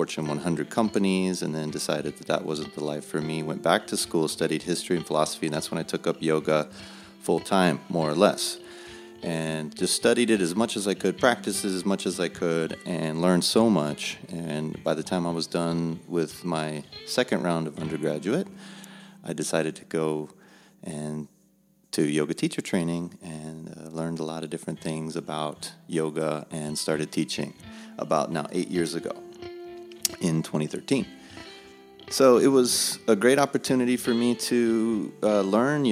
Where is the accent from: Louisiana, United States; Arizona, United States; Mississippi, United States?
Arizona, United States; Phoenix; moved away as an adult; also born or lived in Pensacola, Florida / Jacksonville, North Carolina; I was born and raised in the Phoenix, Arizona area